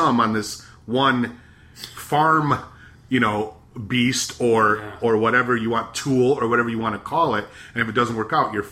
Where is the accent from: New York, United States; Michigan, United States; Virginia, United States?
Michigan, United States; growing up in Michigan